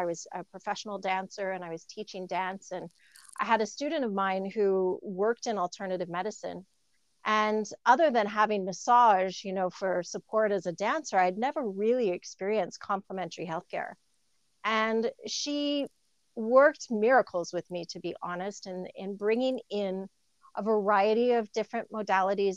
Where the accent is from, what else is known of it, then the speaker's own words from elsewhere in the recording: Canada; also born or lived in Toronto, Canada / Algarve, Portugal; as a Canadian, we know what our winters can be like